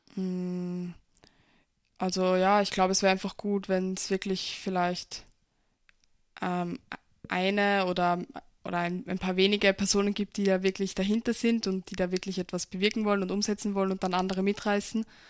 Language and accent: German; Pinkafeld, Burgenland, Austria; In Pinkerfeld wird, also wo ich herkomme